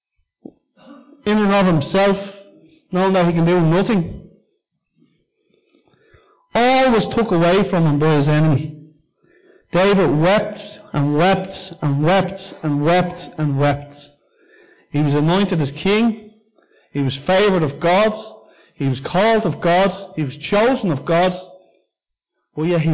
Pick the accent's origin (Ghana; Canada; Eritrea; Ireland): Ireland; Dublin, Leinster; as a young kid, I grew up in Cundalkin